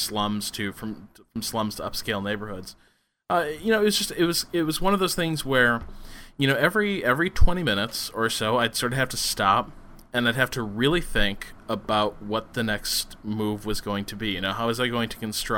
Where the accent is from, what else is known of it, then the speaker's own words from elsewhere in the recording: United States; as an American